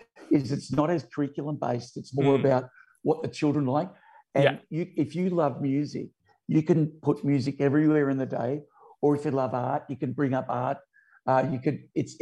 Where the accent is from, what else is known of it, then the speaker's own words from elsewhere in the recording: Sydney, New South Wales, Australia; I grew up in Laywell Park out Western Sydney